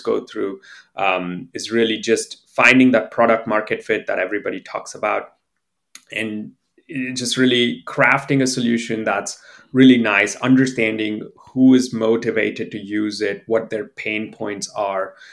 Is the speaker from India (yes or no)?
yes; India; moved away as an adult; also born or lived in Pittsburgh, United States; I'm originally from India.